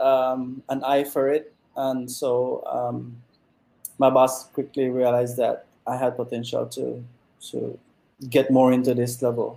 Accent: Toledo District, Belize; I was from the Toledo district.

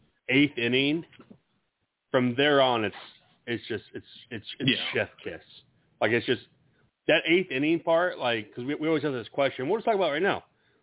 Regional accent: Iowa, United States; we're all from Iowa

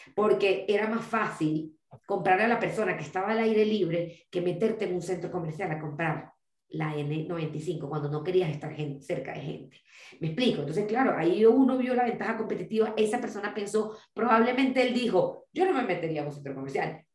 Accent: Venezuela; quienes somos de Venezuela

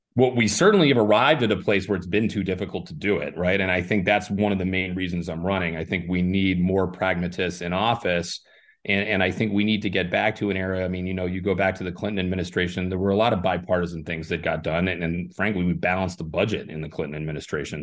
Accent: Ireland; now in Arizona, United States; I was born in Ireland

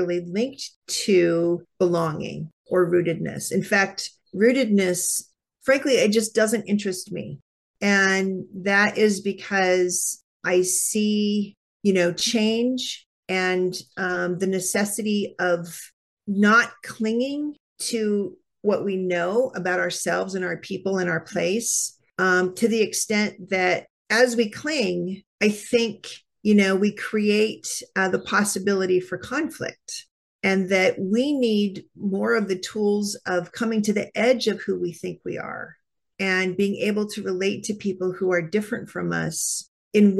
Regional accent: California, United States; now in Iowa, United States; my home state of California

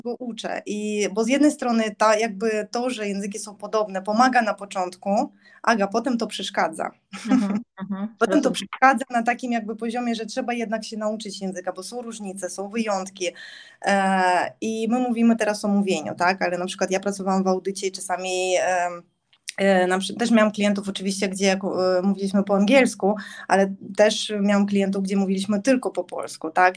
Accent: Zaporizhzhia, Zaporizhzhia Oblast, Ukraine; Polish is a second language; moved away as an adult; also born or lived in Warsaw, Poland; now in Gdańsk, Poland; ja urodziłam się w Zaporożu, czyli to jest taki południowy wschód Ukrainy

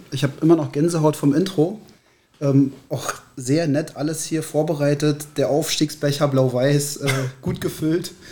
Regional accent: Berlin, Germany; 1978, kurz nach meiner Einschulung, nach Berlin gezogen. Und ähm, fühle mich deshalb auch als Berliner

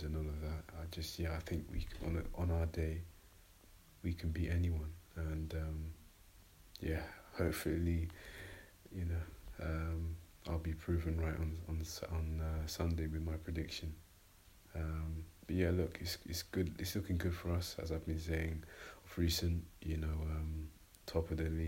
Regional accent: London, United Kingdom; I'm from North London

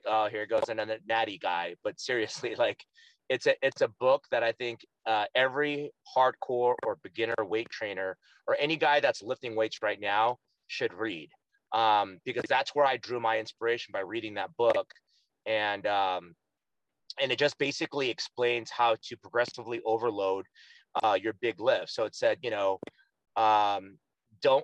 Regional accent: Stockton, California, United States; also born or lived in Lodi, California; now in Orange County, United States; I was actually born and raised in Stockton

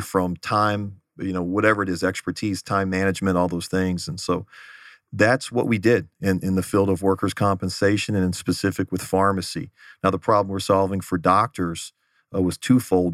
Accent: Houston, Texas, United States; moved away as an adult; also born or lived in Los Angeles; now in Phoenix, United States; grew up in the Houston area

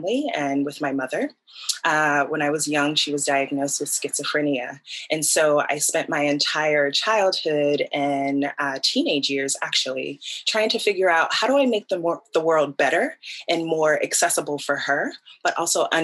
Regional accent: Newark, New Jersey, United States; Born and raised in Newark, New Jersey

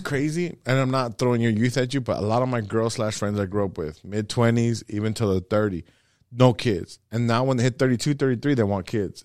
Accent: Los Angeles, California, United States; growing up

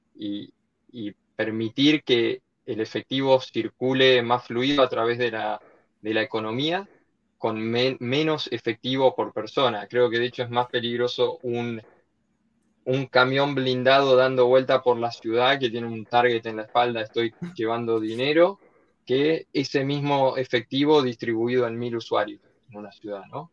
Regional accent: Argentina; moved away as an adult; also born or lived in Barcelona, Spain / New York, United States; originariamente de Argentina, como todo argentino tres cuartos italiano y un cuarto español

